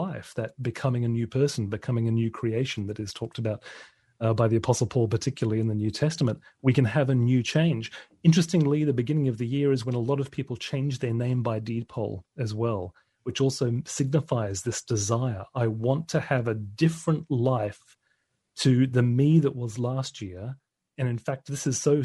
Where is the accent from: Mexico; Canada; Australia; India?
Australia; now in United Kingdom; my home country of Australia